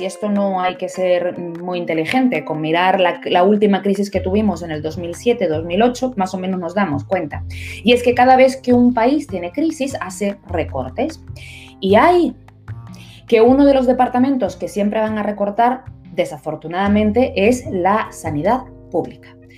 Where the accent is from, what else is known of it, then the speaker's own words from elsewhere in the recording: Las Palmas de Gran Canaria, Canary Islands, Spain; estoy en la ciudad de Las Palmas de Gran Canaria, haciendo eh, eh, publicidad a mi tierra natal